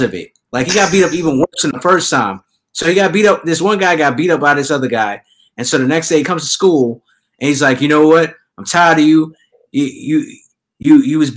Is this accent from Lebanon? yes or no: no; New York, United States; I'm from New York